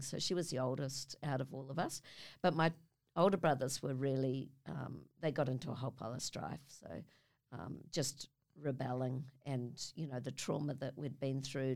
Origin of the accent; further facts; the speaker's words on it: Auckland, New Zealand; I come from New Zealand, from Auckland, a little suburb called Avondale, which is some Westie chick